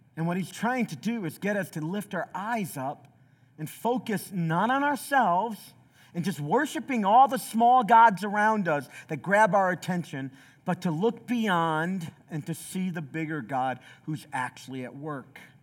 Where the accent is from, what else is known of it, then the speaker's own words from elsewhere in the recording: Southeast Tennessee, United States; also born or lived in Chicago, Illinois; I was born in Chicago, but from the time I was eleven on, I lived in a small Southeast Tennessee city